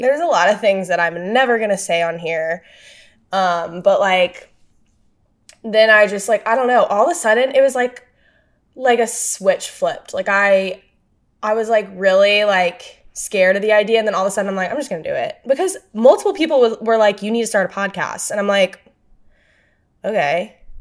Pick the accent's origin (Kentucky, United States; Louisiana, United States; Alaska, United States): Louisiana, United States; moved away; I grew up in Louisiana